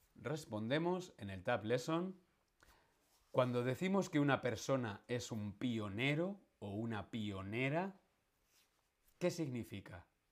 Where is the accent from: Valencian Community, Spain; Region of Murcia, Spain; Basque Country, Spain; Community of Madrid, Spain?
Community of Madrid, Spain; Madrid; Yo soy madrileño. Nací en Madrid